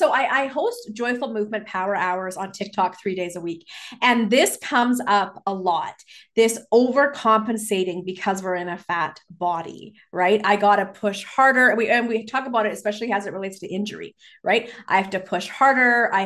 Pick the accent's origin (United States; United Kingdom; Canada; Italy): Canada; Vancouver, British Columbia; growing up in Vancouver in British Columbia. How can I not be an avid hiker?